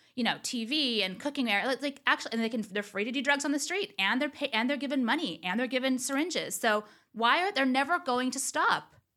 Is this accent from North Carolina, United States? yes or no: no; Orange County, California, United States; also born or lived in Los Angeles; they don't think I'm from here